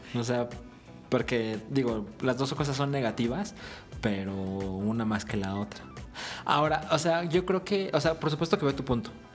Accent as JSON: {"language": "Spanish", "town": "Guadalajara", "region": "Jalisco", "country": "Mexico", "moved": "yes", "said": "nosotros somos de Guadalajara"}